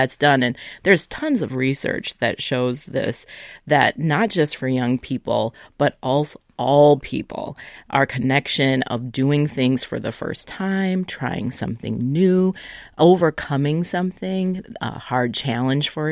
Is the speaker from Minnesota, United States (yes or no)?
yes; Minnesota, United States; growing up in Minnesota, we often would spend time on the North Shore